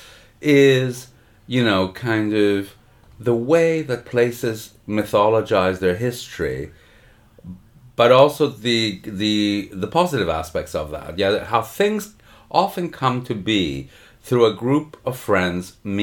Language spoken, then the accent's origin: English; Montreal, Quebec, Canada; moved away; where I grew up in Canada, in Montreal